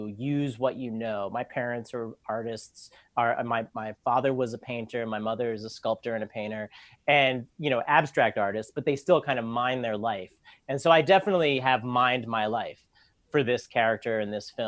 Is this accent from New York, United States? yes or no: yes; New York City, New York, United States; I grew up in New York. I've lived in Manhattan and Brooklyn all my life